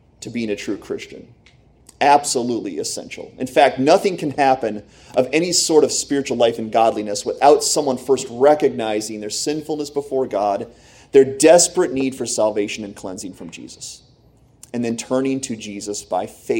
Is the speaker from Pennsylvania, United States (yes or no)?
yes; Pennsylvania, United States; also born or lived in Michigan; I grew up here